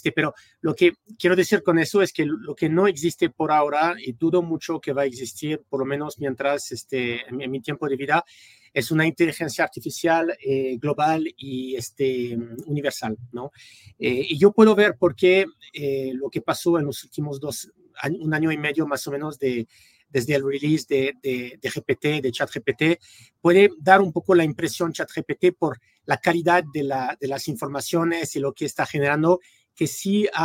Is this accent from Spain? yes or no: no; France; Spanish is a second language; also born or lived in United States; eh, soy francés originalmente, pero bueno, casi toda mi vida la viví en los Estados Unidos. Eh, estudié en, en California